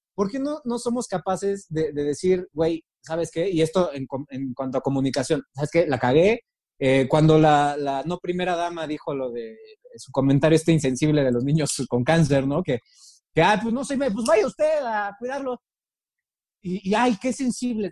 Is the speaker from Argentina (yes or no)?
no; Mexico; como mexicanos